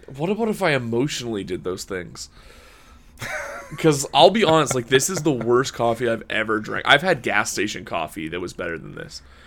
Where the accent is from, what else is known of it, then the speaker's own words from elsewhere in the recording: Canada; Canada is not exactly known for our coffee pedigree